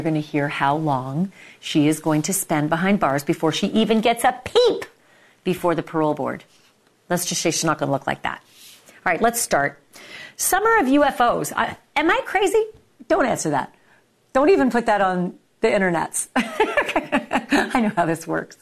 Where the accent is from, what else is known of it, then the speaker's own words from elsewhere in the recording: Canada; I'm from Canada